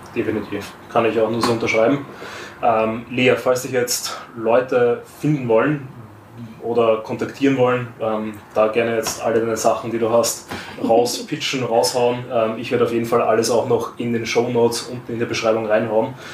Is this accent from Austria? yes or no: yes; Austria; bei uns in Österreich